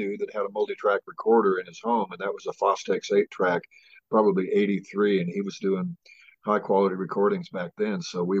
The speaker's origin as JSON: {"language": "English", "town": "Idaho Falls", "region": "Idaho", "country": "United States", "tie": "born or raised there", "also_born_or_lived": "Boise, Idaho", "said": "I was born in Idaho Falls and grew up there, and then moved to Boise to come to college and stayed for a good long time."}